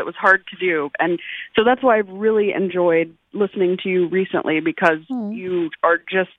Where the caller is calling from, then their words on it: Oklahoma, United States; I'm from Oklahoma.